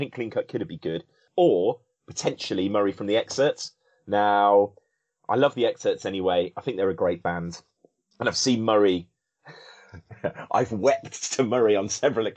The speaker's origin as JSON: {"language": "English", "town": "Coventry", "region": "West Midlands", "country": "United Kingdom", "tie": "born or raised there", "said": "growing up in Coventry"}